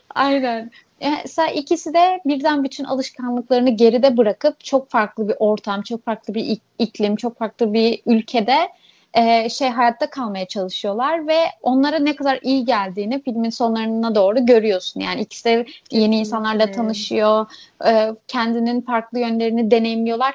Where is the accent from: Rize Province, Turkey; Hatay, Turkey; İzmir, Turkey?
İzmir, Turkey; also born or lived in Urla / Alaçatı, Çeşme; İlk küçükken böyle şehir merkezinde yaşıyorduk işte İzmir'de. Ondan sonra bu düşünceler falan olunca artık İzmir'in sahil kasabalarına sıçramaya başladık